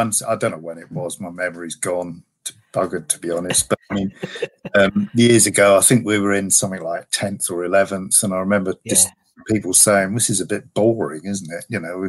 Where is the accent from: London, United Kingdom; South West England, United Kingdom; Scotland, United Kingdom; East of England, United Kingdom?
East of England, United Kingdom; Bedford; I mean, I was born and brought up in Bedford, and I know there was a fairly healthy supply of West Ham fans in Bedford.